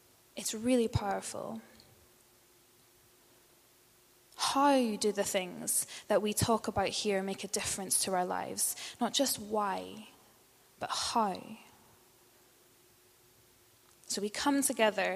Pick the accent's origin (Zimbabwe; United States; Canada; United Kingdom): United Kingdom; Northern Ireland; moved away; And I'm from Northern Ireland